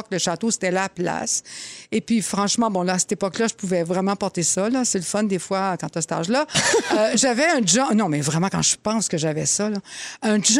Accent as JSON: {"language": "French", "town": "Laval", "region": "Quebec", "country": "Canada", "tie": "born or raised there", "said": "quand j'étais jeune à Laval"}